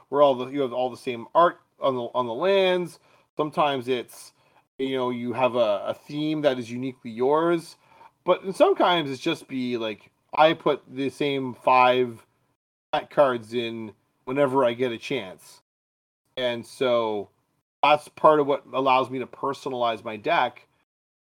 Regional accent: Canada

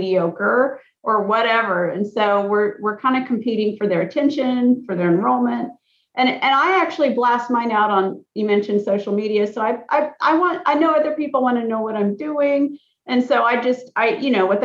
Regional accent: Alaska, United States; I'm from Alaska

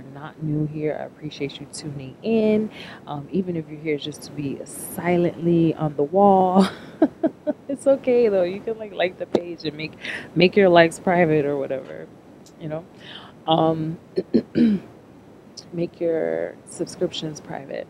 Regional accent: Chicago, Illinois, United States; I am from Chicago

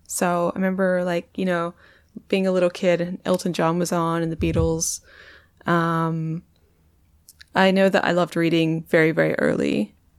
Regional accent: Perth, Western Australia, Australia; moved away; also born or lived in London; I'm from Perth

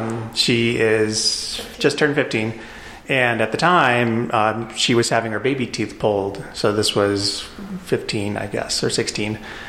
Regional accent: Chicago, Illinois, United States; also born or lived in Japan / Europe; now in Colorado, United States; So I'm originally from Chicago, but I lived in Japan, I lived in Europe, I lived all over the U.S., but I moved out to Colorado in 2001.

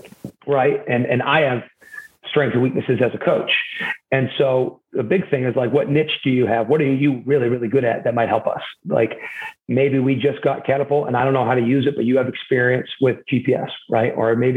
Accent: the South, United States; I'm from the South. Bringing me home is closer to family, would take a lot of stress off of me and my wife.

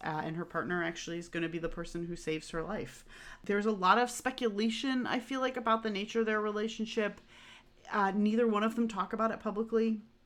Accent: Northeast, United States; I come from the Northeast

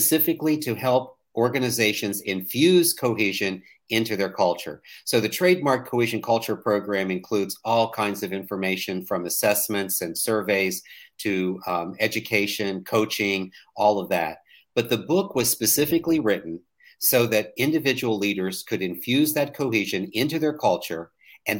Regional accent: West Virginia, United States; now in Daniel Island, South Carolina, United States; I was born and raised in a very small town in West Virginia

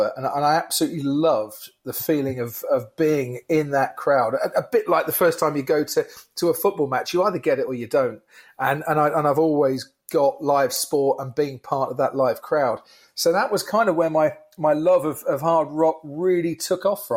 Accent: Stevenage, East of England, United Kingdom; I was born and raised in Stevenage, so Nebworth was the spiritual home when it came to music festivals

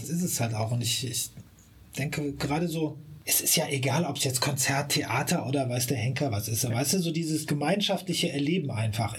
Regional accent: Siegburg, North Rhine-Westphalia, Germany; born or raised there; moved away as an adult; now in Bonn, Germany

